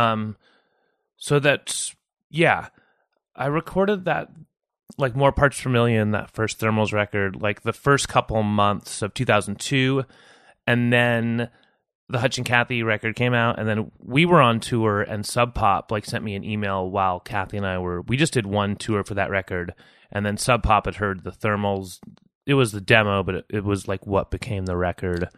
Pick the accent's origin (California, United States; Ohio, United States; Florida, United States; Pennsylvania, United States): California, United States; San Jose; moved away as an adult; also born or lived in New York City / Mountain View; now in Portland, United States; I grew up in South Bay, like, uh, Campbell and Sunnyvale and San Jose.